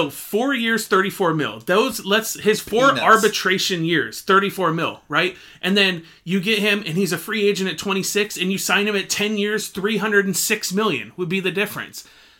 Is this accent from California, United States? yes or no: yes; San Diego, California, United States; I was born and raised in San Diego.